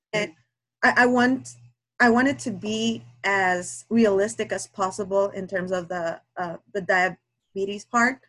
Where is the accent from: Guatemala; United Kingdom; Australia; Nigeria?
Guatemala; English is a second language; now in Minnesota, United States; English is not my first language. I'm from Guatemala